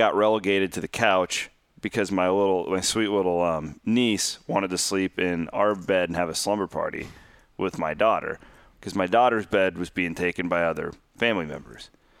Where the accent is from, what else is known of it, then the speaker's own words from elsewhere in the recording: Iowa, United States; And I grew up in Southwest Iowa, where everybody's a Vikings or a Chiefs fan, basically.